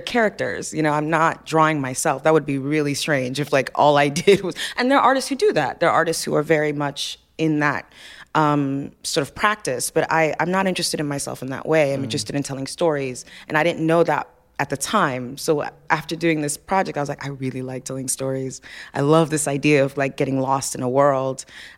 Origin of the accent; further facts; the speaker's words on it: Nigeria; I knew they were going to be Nigerian, because I'm Nigerian, so that's, you know.